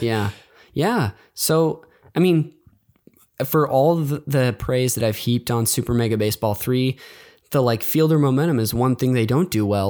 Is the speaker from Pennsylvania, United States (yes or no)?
no; Bay Area, California, United States; I grew up near the Bay Area